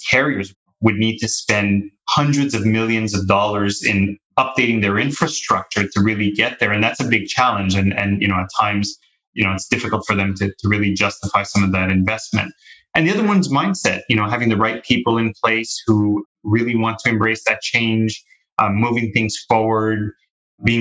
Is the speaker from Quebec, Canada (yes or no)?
yes; Montreal, Quebec, Canada; moved away as an adult; I'm born and raised in Canada, in Montreal